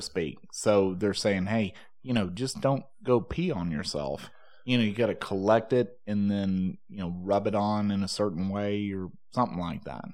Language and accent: English; Texas, United States; growing up in Texas